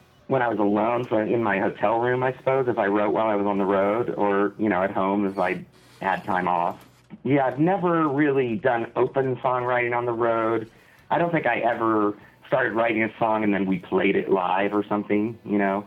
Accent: Midwest, United States; We're all from the Midwest

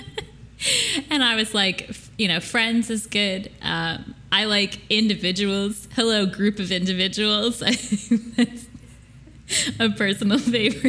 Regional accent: upstate New York, United States; accent: upstate New York; I had a bad upstate New York accent day today.

